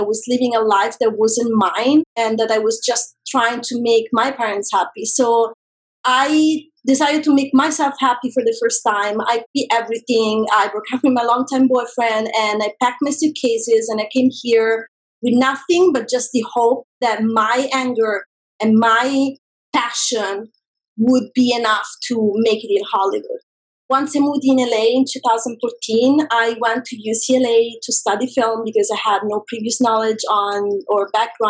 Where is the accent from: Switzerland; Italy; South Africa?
Italy; a small town outside of Rome, Lazio; moved away as an adult; now in Los Angeles, United States; I grew up in a very small town outside of Rome.